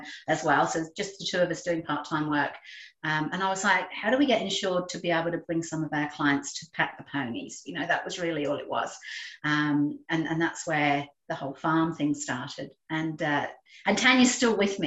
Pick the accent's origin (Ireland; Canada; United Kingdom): United Kingdom; England; moved away as an adult; also born or lived in London; now in Australia; I'm English, and I trained with a good friend of mine and lived with her in London before. We both ended up in Australia